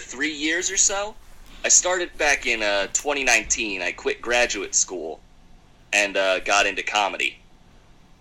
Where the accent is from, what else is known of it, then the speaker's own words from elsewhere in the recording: Philadelphia, Pennsylvania, United States; also born or lived in Richmond, Virginia; now in Durham, United States; I moved here from Philadelphia, Pennsylvania, originally. It's where I grew up.